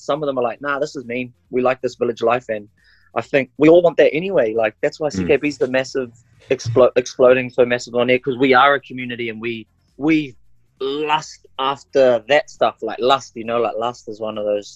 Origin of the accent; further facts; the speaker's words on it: New Zealand; first language Maori; English is a second language; also born or lived in Auckland; I'm just a Kiwi boy on Aotearoa.